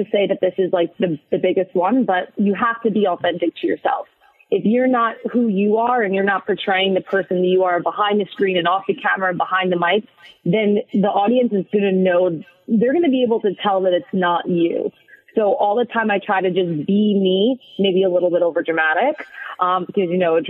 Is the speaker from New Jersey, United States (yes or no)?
yes; New Jersey, United States; also born or lived in Staten Island; So I was born in Staten Island. We went over the bridge to New Jersey. So I'm basically a Jersey girl, let's be real here.